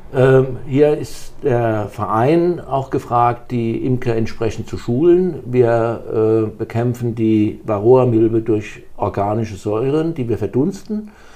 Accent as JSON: {"language": "German", "town": "St. Ilgen", "region": "Baden-Württemberg", "country": "Germany", "tie": "born or raised there", "accent": "Kurpfälzer", "moved": "as an adult", "lives_now": "Delkenheim, Germany", "said": "Ich war schon als Jugendlicher in St. Ilgen, wo ich geboren bin, beim Roten Kreuz"}